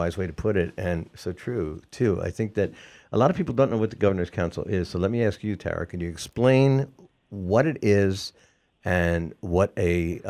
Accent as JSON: {"language": "English", "area": "the Hilltowns", "region": "Western Massachusetts", "country": "United States", "said": "I'm from the Hilltowns. I'm not from here in the Valley."}